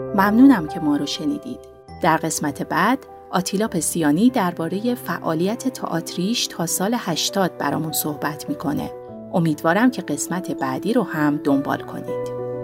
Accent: Tehran, Tehran Province, Iran; من متولد 1336 هستم در تهران دنیا آمدم

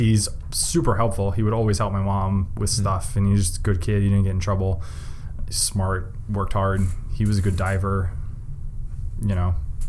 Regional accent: East Lansdowne, Pennsylvania, United States; also born or lived in Drexel Hill, Pennsylvania; I grew up in the suburbs of Philly in East Lansdowne. Which is, I mean, it's the suburb of Philly

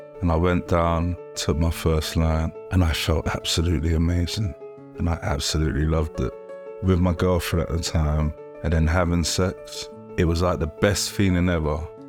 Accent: Colindale, London, United Kingdom; So, yeah, I'm from Conindale, from in Northwest London.

